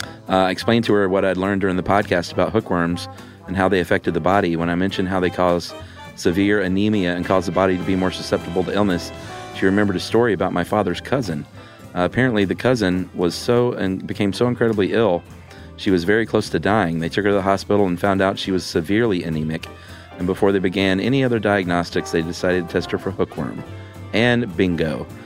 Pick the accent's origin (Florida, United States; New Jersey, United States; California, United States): Florida, United States; I grew up in Florida, so we spent most of the summer with our shoes off.